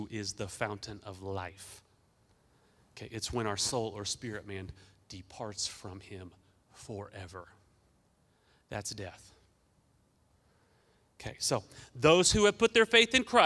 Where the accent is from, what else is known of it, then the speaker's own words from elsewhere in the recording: Newton, Kansas, United States; I'm from Newton, Kansas